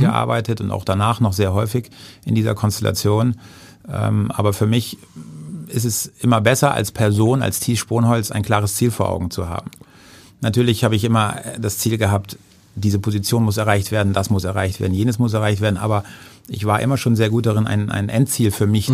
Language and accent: German; Husum, Schleswig-Holstein, Germany; now in Hamburg, Germany; meiner Heimatstadt Husum